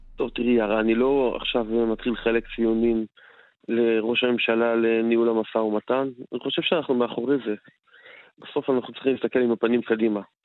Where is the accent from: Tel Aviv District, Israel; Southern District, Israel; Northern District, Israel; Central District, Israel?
Tel Aviv District, Israel; Tel Aviv; אני בא מדרום תל אביב, אה, שכונות דרום תל אביב